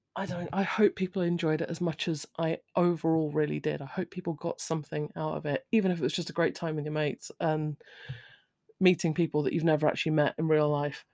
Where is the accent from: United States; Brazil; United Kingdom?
United Kingdom; I'm British. I'm of a certain age.